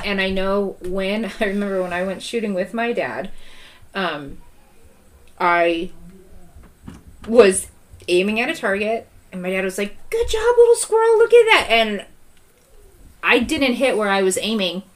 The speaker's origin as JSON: {"language": "English", "region": "Southern California", "country": "United States", "tie": "born or raised there", "moved": "yes", "lives_now": "Kansas, United States", "said": "I grew up in California"}